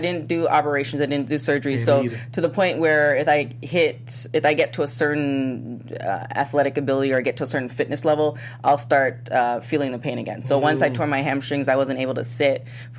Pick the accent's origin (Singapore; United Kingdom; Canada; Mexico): Canada; now in United States; which I'm from.